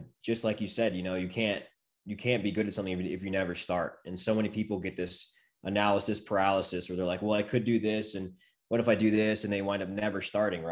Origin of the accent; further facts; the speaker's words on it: Maryland, United States; moved away; we're both from Maryland